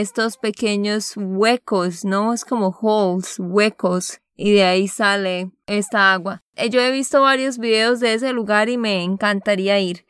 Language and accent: Spanish; Santander, Colombia; de Santander, Colombia.